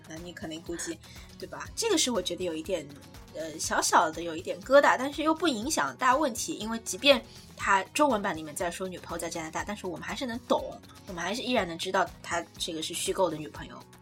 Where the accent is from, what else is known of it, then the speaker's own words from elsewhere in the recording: China; 我们中国人